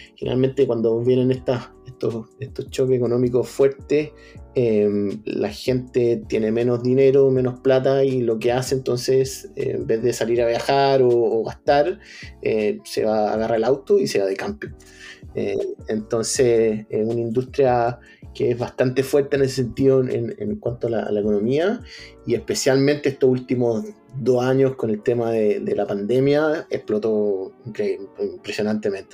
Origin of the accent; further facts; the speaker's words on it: Chile; moved away as an adult; now in California, United States; tenemos un país maravilloso que es para disfrutarlo, Chile